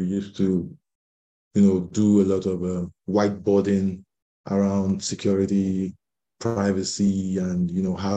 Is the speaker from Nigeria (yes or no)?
yes; Lagos, Nigeria; I'm from Lagos, Nigeria